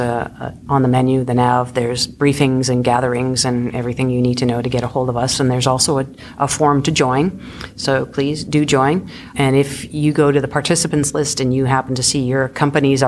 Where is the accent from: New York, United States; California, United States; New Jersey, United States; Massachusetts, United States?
Massachusetts, United States; Boston; I'm originally hail from Boston